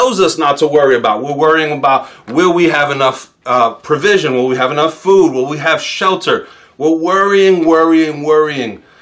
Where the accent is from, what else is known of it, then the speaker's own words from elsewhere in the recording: New York City, New York, United States; as a New Yorker, I didn't start driving till I was 26